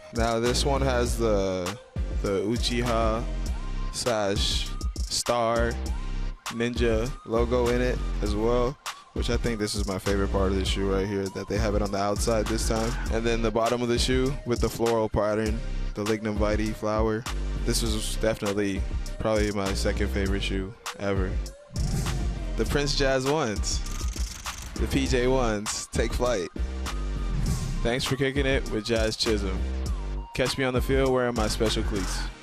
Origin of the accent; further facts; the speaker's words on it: Bahamas; I'm from the Bahamas